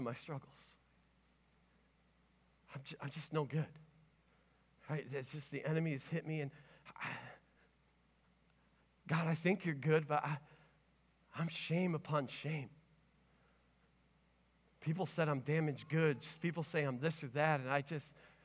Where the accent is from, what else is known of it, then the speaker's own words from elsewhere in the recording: Sturgis, United States; I grew up here in Sturgis.